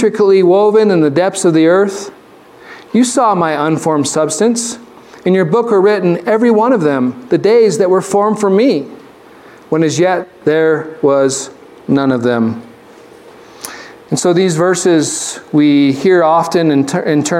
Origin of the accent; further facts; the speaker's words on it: Arizona, United States; When I grew up in Arizona, the vast majority of my classmates, they didn't have white skin